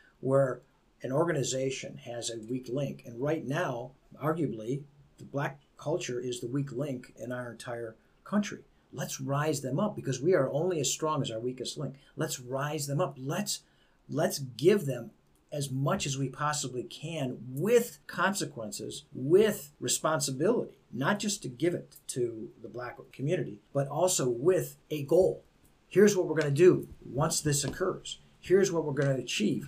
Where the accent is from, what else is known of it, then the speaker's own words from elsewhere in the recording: Beachwood, United States; I was raised in Beechwood. I was the only Italian that went there.